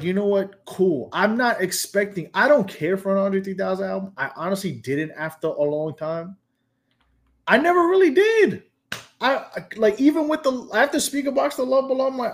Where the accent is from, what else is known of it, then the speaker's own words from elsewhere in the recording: Atlantic coast, United States; I'm from the Atlantic coast